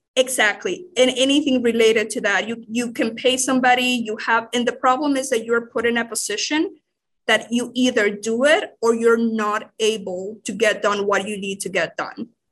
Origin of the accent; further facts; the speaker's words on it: Managua, Nicaragua; English is a second language; moved away as an adult; I grew up in, uh, the capital ciri-, city of Nicaragua